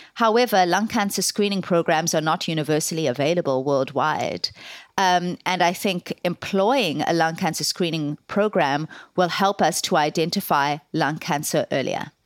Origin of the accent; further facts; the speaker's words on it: South Africa; moved away as an adult; now in Ireland; I am South African and, um, decided to move to Ireland in, uh, two thousand to do my medical training in Trinity College.